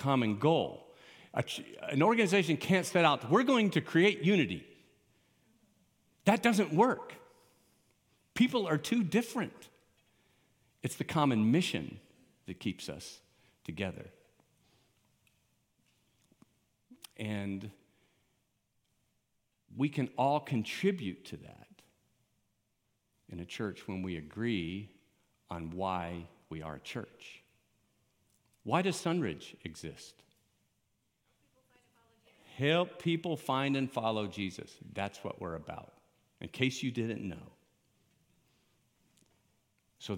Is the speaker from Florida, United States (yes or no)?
yes; Miami, Florida, United States; moved away as an adult; also born or lived in Colorado; I grew up in Miami